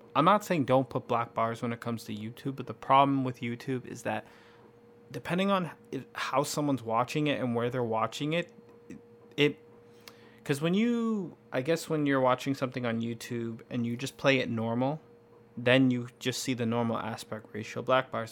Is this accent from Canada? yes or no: yes; Canada; we're from Canada